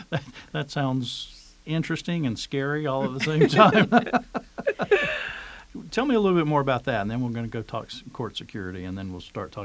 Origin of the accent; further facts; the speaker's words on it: North Carolina, United States; now in Fairfax County, United States; I'm originally from North Carolina and moved up here